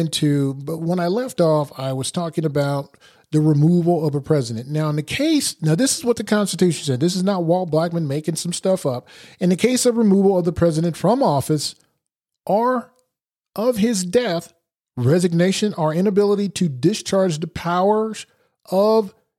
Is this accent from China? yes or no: no; Portugal; born there; For example, I was born in Portugal. I was born on an Air Force base.